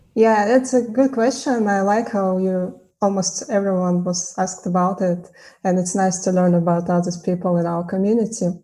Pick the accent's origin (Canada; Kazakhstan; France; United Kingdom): Kazakhstan; moved away as an adult; also born or lived in Tashkent; I'm initially from Kazakhstan